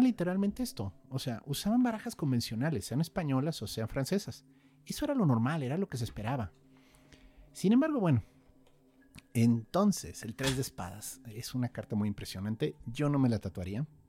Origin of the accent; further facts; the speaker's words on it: Querétaro, Mexico; yo crecí en Querétaro